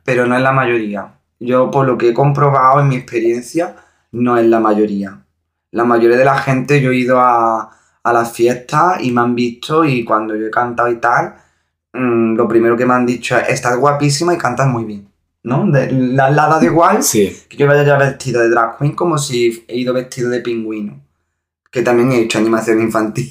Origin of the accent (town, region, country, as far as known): Montilla, Andalusia, Spain; born or raised there